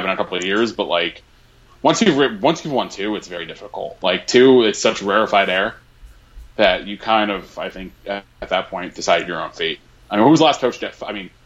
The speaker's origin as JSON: {"language": "English", "region": "towards Connecticut", "country": "United States", "tie": "born or raised there", "said": "one of my favorite breweries from towards my hometown"}